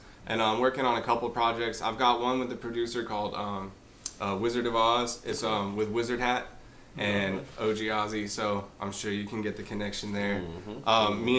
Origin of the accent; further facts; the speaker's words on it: Bentonville, Arkansas, United States; also born or lived in Kansas City; I was actually born in Kansas City, and then I moved down here when I was younger. But like, I lived in Bentonville for most of my like teenage life. So, like most of my college life.